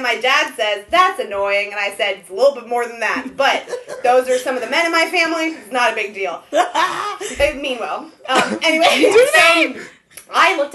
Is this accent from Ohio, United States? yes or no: yes; Ohio, United States; also born or lived in Israel; I was born in Israel, and then I grew up in Ohio.